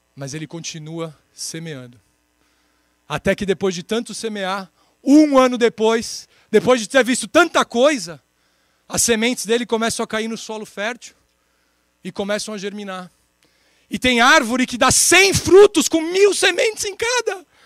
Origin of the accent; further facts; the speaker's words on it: São Paulo, Brazil; 34 anos, sou de São Paulo